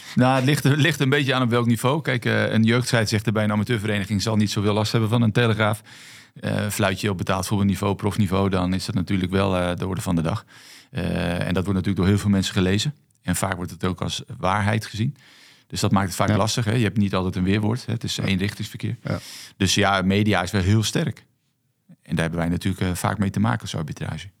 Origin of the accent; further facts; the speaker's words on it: Netherlands; also born or lived in Netherlands Antilles; Ik ben natuurlijk gewoon opgegroeid in Nederland. En voor mij is Nederland thuis